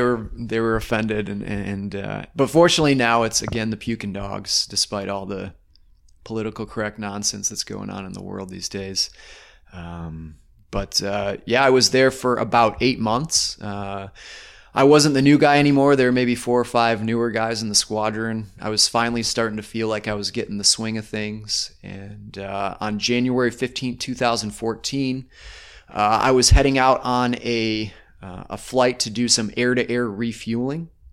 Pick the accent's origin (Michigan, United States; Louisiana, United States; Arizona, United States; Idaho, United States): Michigan, United States; northern; also born or lived in Tulsa, Oklahoma / Alamosa, Colorado; I then continued my childhood up in, uh, northern Michigan.